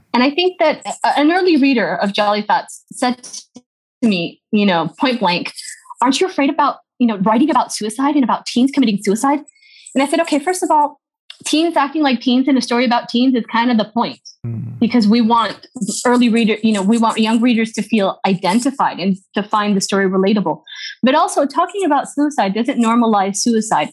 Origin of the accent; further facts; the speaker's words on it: United States; also born or lived in Pereira, Colombia / Minnesota / Atlanta, Georgia; now in Colombia; Minnesota uh, for the first part of my childhood and then to Georgia. in Atlanta